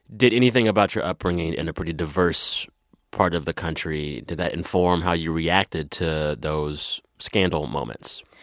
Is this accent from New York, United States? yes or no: no; San Antonio, Texas, United States; moved away; I'm from San Antonio